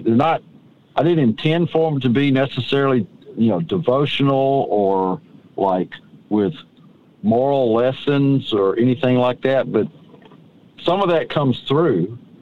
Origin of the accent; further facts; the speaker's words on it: Hampton, Georgia, United States; my hometown of Hampton, Georgia